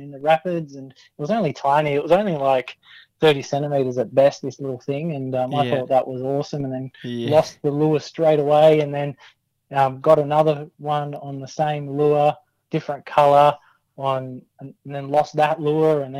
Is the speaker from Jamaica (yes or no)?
no; Canberra, Australian Capital Territory, Australia; growing up in Canberra